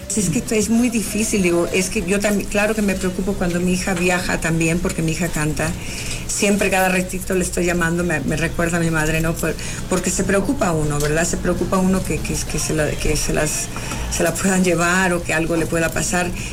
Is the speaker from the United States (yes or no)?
yes; California, United States; now in Mexico; yo nací en California y y allá, eh, cuando yo vine a México